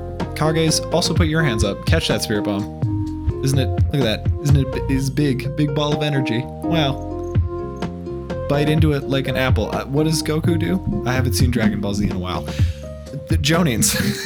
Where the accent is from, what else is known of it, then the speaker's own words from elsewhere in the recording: Texas, United States; Also, I'm from Texas.